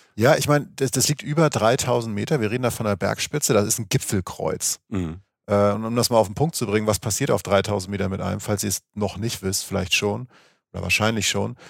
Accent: Schleswig-Holstein, Germany; ich komme aus der Gegend, wo es einfach keinen Berg gibt, Schleswig-Holstein.

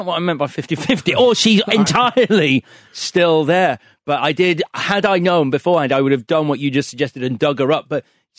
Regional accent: Leeds, Yorkshire and the Humber, United Kingdom; the house I grew up in Leeds.

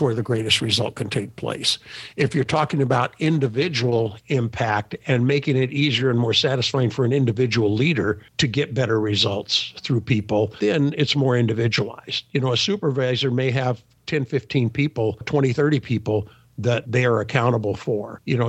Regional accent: Sacramento, California, United States; I was born in Sacramento, California, many years ago. Actually, I grew up in an entrepreneurial family

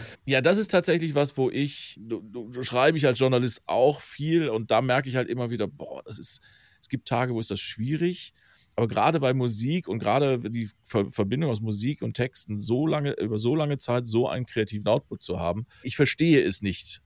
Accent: Velbert, North Rhine-Westphalia, Germany; Ich komme übrigens aus Felbert, also einmal den Berg hoch.

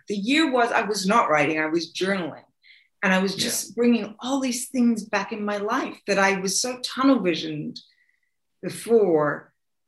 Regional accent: Australia; now in United States; I am Australian too

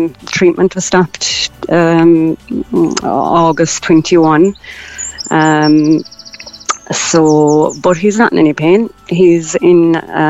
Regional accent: Kerry, Munster, Ireland; now in Cork, Ireland; I'm originally from Kerry, but I live in Cork

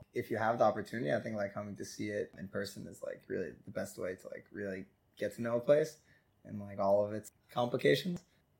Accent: United States; now in Israel; he found out I was from America.

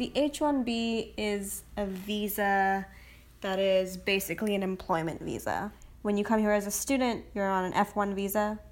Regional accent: India; also born or lived in United States; now in San Francisco, United States; I was born in India.

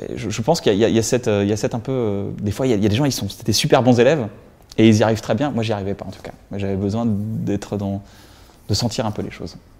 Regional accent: Reims, Grand Est, France; J'ai grandi à Reims, donc à 120 km de Paris.

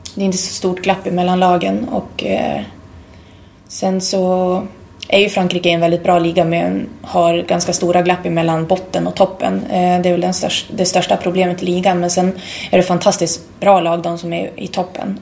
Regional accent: Sweden; moved away as an adult; also born or lived in Umeå; hade jag varit hemma i Sverige

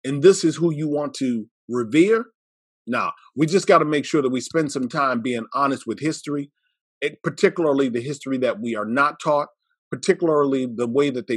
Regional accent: Iowa, United States; having grown up in the Midwest, I grew up in Iowa.

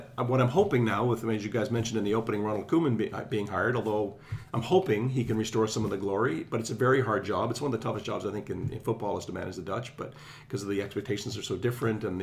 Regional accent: Newfoundland and Labrador, Canada; I was growing up in Newfoundland

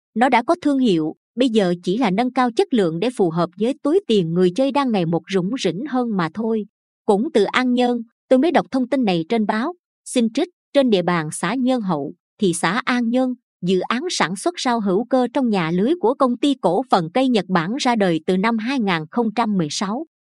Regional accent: Binh Dinh, Vietnam; người bình định khi đọc đoạn thơ này cứ muốn ôm lấy mấy chữ đặc sệt quê mình

